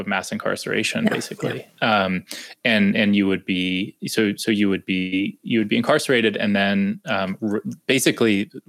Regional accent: Pennsylvania, United States; moved away as an adult; now in Alabama, United States; I grew up in Pennsylvania, but I've been living in Alabama for almost a decade now.

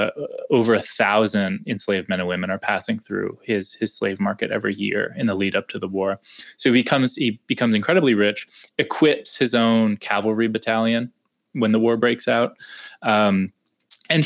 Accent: Pennsylvania, United States; moved away as an adult; now in Alabama, United States; I grew up in Pennsylvania, but I've been living in Alabama for almost a decade now.

